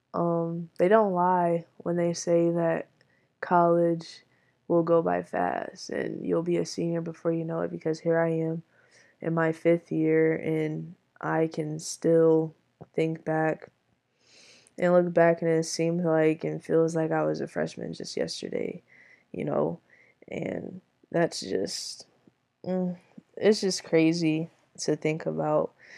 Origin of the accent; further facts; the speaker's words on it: Michigan, United States; I am from Michigan